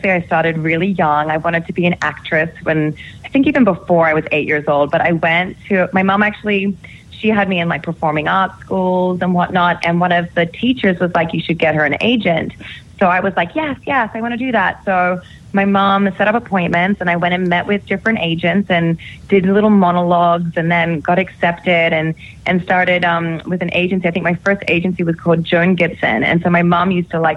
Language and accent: English; Sydney, New South Wales, Australia; moved away; I'm from Sydney